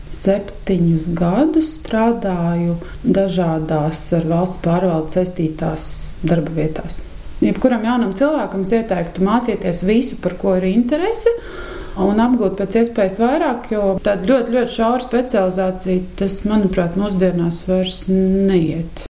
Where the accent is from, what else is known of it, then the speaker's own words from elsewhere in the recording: Ķekava, Ķekava Municipality, Latvia; also born or lived in Riga; now in Salaspils, Latvia; Un es esmu dzimusi pāri upītei Vimbu krogā